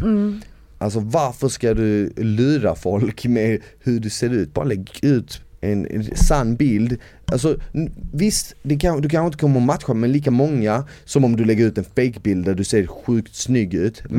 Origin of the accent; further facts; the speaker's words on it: Malmö, Skåne, Sweden; moved away; eftersom jag är uppvuxen i Malmö så har jag mer eller mindre under hela min barndom hört danska